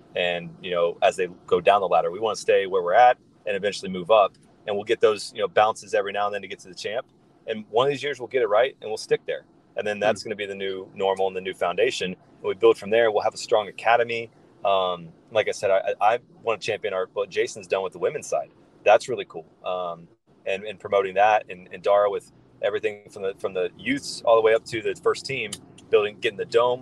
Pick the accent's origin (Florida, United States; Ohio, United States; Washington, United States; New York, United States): Ohio, United States; Columbus; I'm driving through uh, downtown Columbus right now, my hometown